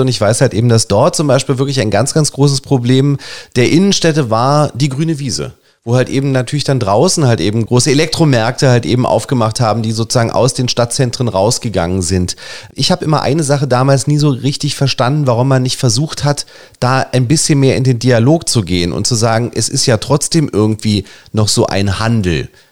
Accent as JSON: {"language": "German", "country": "Germany", "also_born_or_lived": "Berlin", "said": "uns Deutschen"}